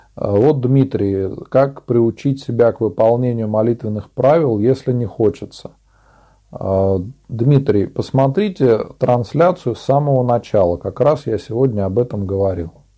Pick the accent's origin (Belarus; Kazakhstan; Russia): Russia; Tver Oblast; я сам из Тверской области, озеро Селигер, Нилова пустынь. Рядом со мной находится, а я э, живу на острове Городомля.